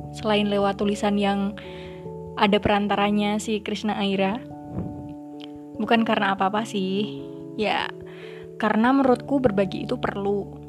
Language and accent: Indonesian; Java, Indonesia; Jenis kelamin aku tuh perempuan dan suku bangsa aku Jawa.